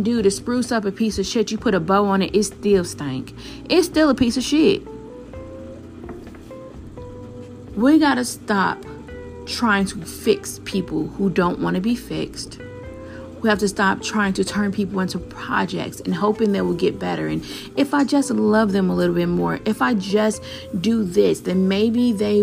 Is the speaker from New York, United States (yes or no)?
no; Chicago, Illinois, United States; I'm from Chicago